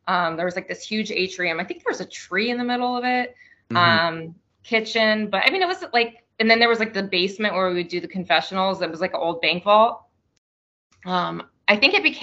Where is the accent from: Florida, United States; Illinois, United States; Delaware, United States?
Florida, United States; I was born in Florida, so it's kind of like I have that mix of the North and the South